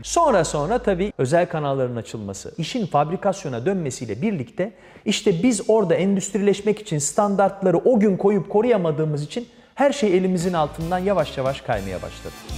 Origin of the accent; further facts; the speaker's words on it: Ankara, Turkey; ben TRT Ankara Televizyonu koridorlarında büyüdüm